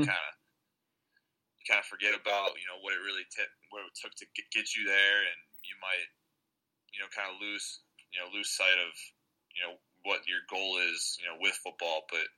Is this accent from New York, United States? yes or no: no; Hazel Park, Michigan, United States; I grew up in Hazel Park, Michigan, small city, just a mile north of Detroit